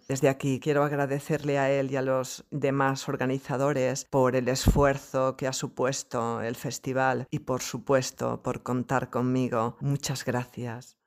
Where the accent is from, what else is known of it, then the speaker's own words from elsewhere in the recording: Andalusia, Spain; now in Xàtiva, Spain; Nací en Andalucía, aunque vivo en Xátiva, una preciosa ciudad de la provincia de Valencia, España.